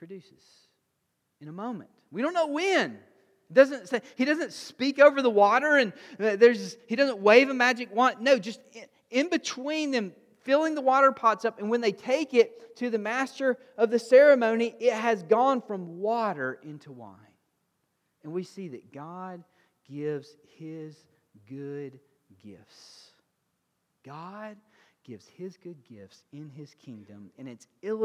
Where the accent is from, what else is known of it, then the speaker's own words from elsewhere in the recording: Alabama, United States; I'm a redneck from Alabama